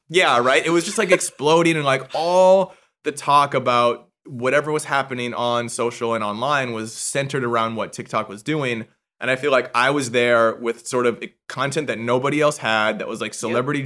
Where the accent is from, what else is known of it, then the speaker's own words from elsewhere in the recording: Vancouver, British Columbia, Canada; moved away as an adult; now in Los Angeles, United States; I'm originally from Vancouver, Canada, but I've been in LA for 15 years